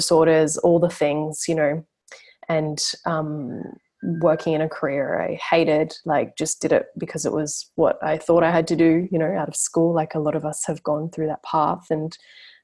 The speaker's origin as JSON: {"language": "English", "town": "Brisbane", "region": "Queensland", "country": "Australia", "tie": "born or raised there", "said": "so I'm from Brisbane, like yourself, like where you are now, Queensland. And yeah, I grew up there"}